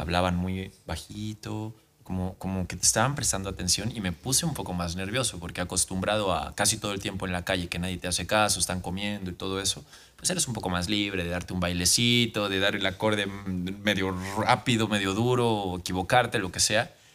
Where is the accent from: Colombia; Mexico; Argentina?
Mexico; en mi país